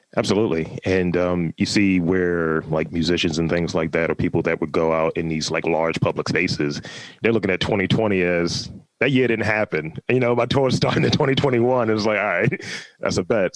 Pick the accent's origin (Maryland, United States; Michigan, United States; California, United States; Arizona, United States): Maryland, United States; Baltimore; I grew up in Lafayette projects